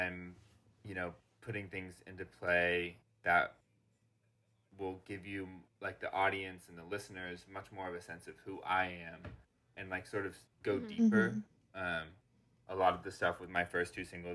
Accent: Orlando, Florida, United States; my hometown studio mm-hmm. in Orlando, Studio 18 Florida

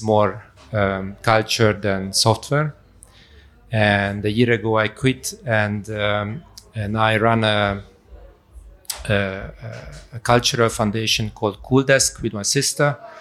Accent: Budapest, Hungary; moved away as an adult; also born or lived in Darmstadt, Germany; I was born in Hungary, in Budapest. Uh, when I was around 20, I went for studies to Darmstadt

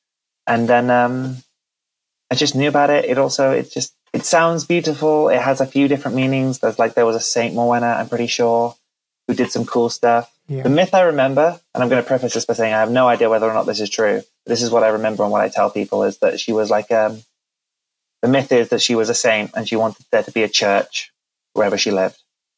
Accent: Wales, United Kingdom; I am Welsh. I don't think I mentioned that. I'm born and raised in Wales. Don't really have the accent, unfortunately.

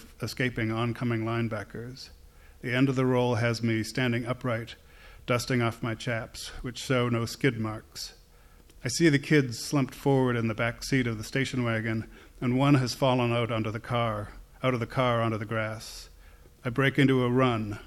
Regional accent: Northampton, Massachusetts, United States; Northampton, Massachusetts, where I grew up.

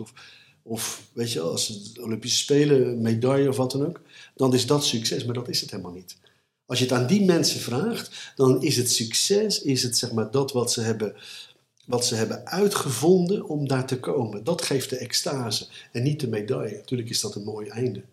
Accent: Gouda, South Holland, Netherlands; ik ben opgegroeid in Gouden

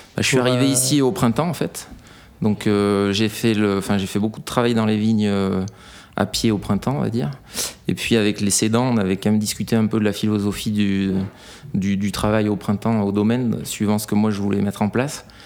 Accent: Brive-la-Gaillarde, Nouvelle-Aquitaine, France; moved away; also born or lived in Vacqueyras; je suis né à Brive en Corrèze

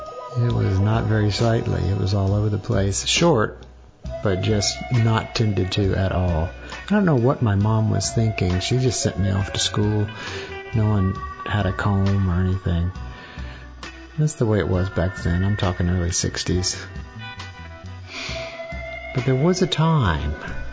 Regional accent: Columbus, United States; I grew up in Columbus, growing up with a swimming pool in the backyard.

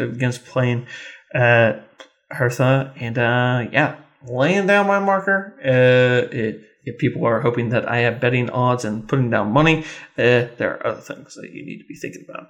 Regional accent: Kansas, United States; I'm from Kansas

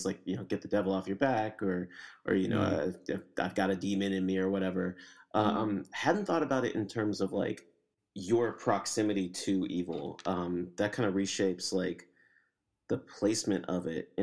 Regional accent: the South, United States; I grew up in the South

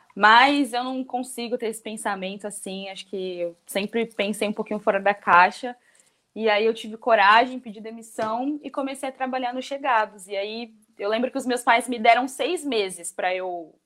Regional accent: São Paulo, Brazil; eu morei na Vila Margarida durante toda a minha infância

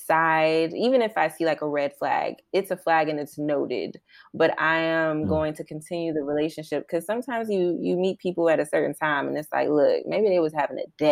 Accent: Atlanta, Georgia, United States; I'm from Atlanta, Georgia

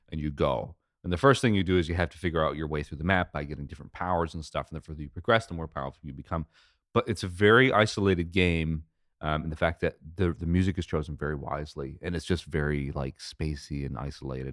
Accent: United States; I'm American

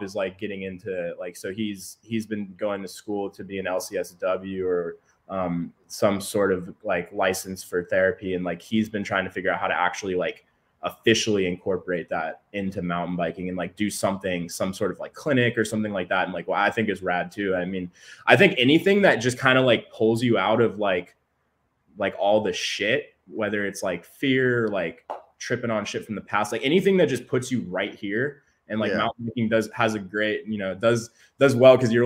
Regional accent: San Diego, California, United States; I'm from San Diego, so I make the hour commute every day

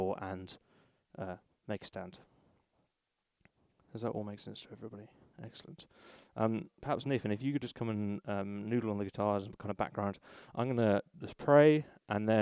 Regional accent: Bristol, South West England, United Kingdom; When I was a teenager, I grew up in Bristol

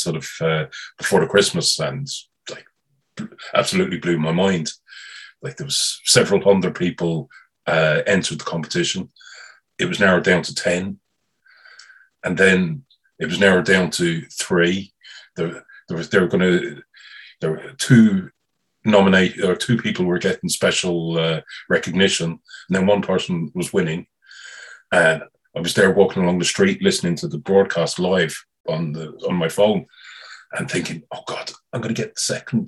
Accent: London, United Kingdom; moved away; also born or lived in Galway, Ireland / Dublin, Ireland; I was born in North London

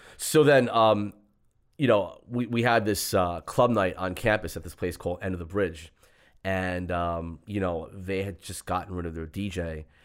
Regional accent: New York City, New York, United States; growing up in Queens

